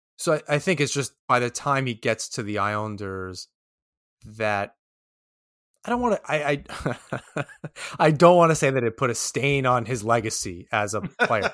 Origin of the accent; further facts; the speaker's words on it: New York, United States; as a New Yorker